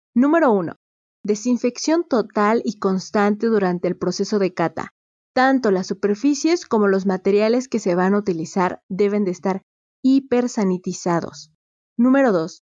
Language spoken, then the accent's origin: Spanish; Mexico; Yo soy de México